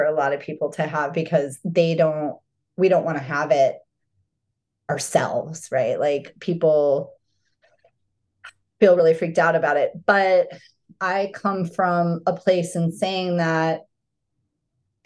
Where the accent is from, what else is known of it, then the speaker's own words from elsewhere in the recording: Arizona, United States; I grew up in Arizona.